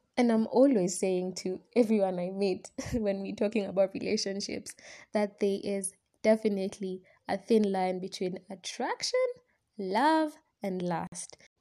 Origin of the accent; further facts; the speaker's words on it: Kenya; I'm a Kenyan student